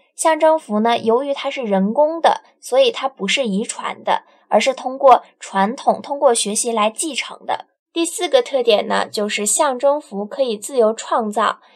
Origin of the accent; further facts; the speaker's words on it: China; 我作为一个中国人